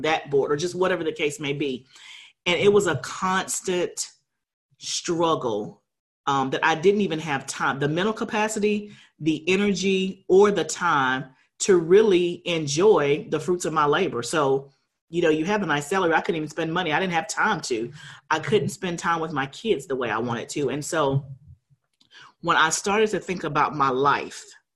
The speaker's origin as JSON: {"language": "English", "town": "Huntsville", "region": "Alabama", "country": "United States", "tie": "born or raised there", "said": "I grew up in Alabama in Huntsville"}